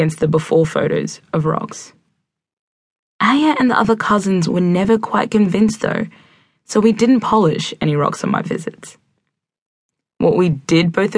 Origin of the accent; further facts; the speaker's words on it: Khartoum, Sudan; I was born in Sudan in 1991